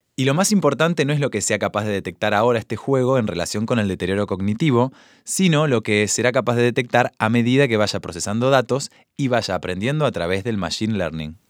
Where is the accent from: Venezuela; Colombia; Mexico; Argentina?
Argentina